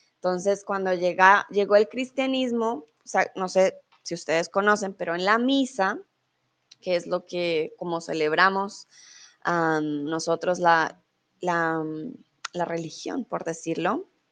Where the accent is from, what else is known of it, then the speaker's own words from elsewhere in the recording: Colombia; now in Mexico; yo soy colombiana